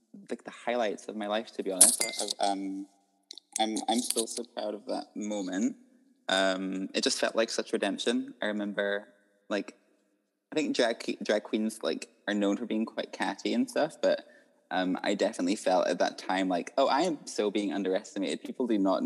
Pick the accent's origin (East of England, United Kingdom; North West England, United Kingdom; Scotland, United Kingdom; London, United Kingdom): Scotland, United Kingdom; Isle of Skye; also born or lived in Edinburgh; I was born in Edinburgh and then raised like my whole life on Skye